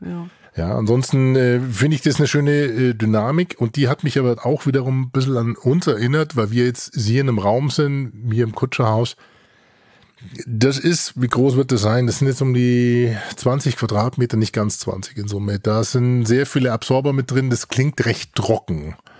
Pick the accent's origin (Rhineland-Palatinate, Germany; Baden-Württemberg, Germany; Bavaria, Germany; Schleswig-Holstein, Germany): Bavaria, Germany; Franconia, Fürth area; wir kommen ja beide aus dem Fränkischen. Also ich äh, komme ja mit einem halben Schuh aus dem Fürther Umfeld